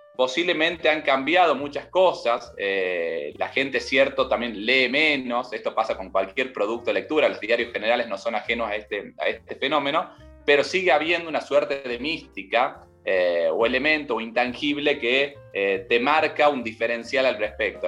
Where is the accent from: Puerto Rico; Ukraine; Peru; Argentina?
Argentina; Tucumán; moved away as an adult; also born or lived in Buenos Aires; Yo actualmente vivo en Tucumán, en mi provincia, yo soy tucumano